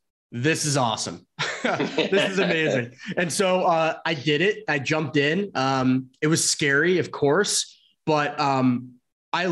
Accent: central New Jersey, United States; moved away; also born or lived in Arizona / San Francisco; So I grew up in Jersey, like the central part of Jersey

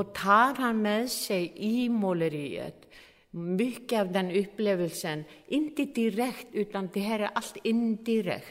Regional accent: Iceland; jag är från Island

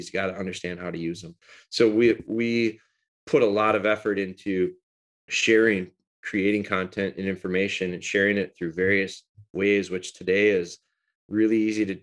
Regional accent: Green Bay, Wisconsin, United States; also born or lived in Rhinelander, Wisconsin / Pulaski, Wisconsin; I moved down here in elementary school and lived around the Green Bay area

